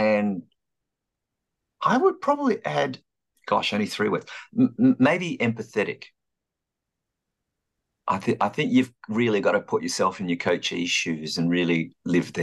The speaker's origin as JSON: {"language": "English", "town": "Melbourne", "region": "Victoria", "country": "Australia", "tie": "born or raised there", "also_born_or_lived": "London", "moved": "as an adult"}